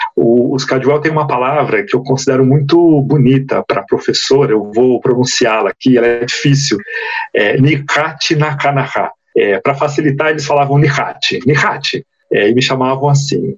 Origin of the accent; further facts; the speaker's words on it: São Paulo, Brazil; moved away as an adult; also born or lived in Mato Grosso do Sul; now in Amapá, Brazil; Hoje no Amapá, já foi em Mato Grosso do Sul e também aqui em São Paulo, que é a minha terra natal